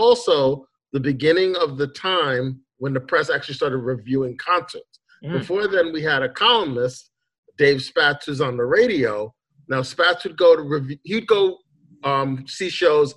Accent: New York City, New York, United States; moved away; Growing up in Queens, New York

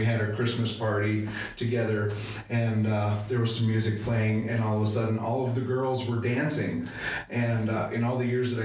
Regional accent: Wayzata, Minnesota, United States; moved away as an adult; now in Pierre, United States; I grew up in Wayzata, Minnesota

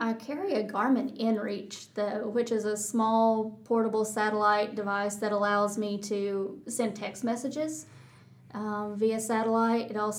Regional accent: Texas, United States; accent: Texas; They got as much of a kick out of my Texas accent as I did out of their Irish accent.

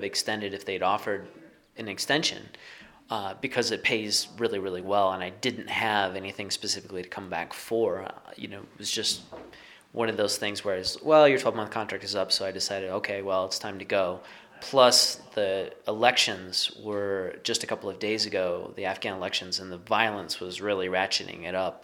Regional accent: Midwest, United States; moved away as an adult; I grew up in the Midwest.

